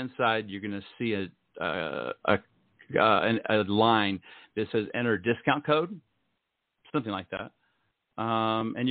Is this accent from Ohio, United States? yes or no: yes; Ohio, United States; moved away as an adult; also born or lived in Utah; I grew up in Ohio